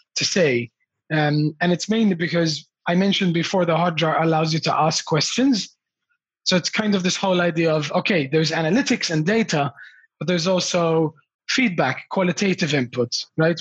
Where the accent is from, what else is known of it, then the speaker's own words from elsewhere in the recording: Australia; my parents emigrated to australia from malta